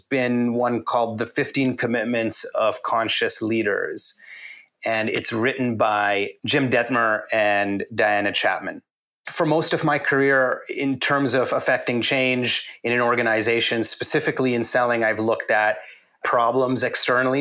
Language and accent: English; Canada; moved away; So I grew up in Canada, and in Canada, everyone grows up watching hockey and collecting hockey cards.